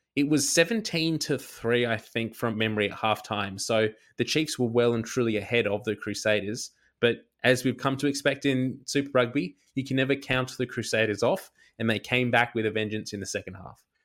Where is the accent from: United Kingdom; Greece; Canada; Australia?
Australia; as an Australian